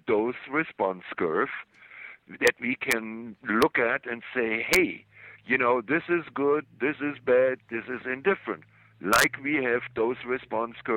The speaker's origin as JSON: {"language": "English", "country": "Germany", "tie": "born or raised there", "moved": "yes", "said": "when I grew up in Germany after the war, I lived for my 5 years in a house without electricity in a little village"}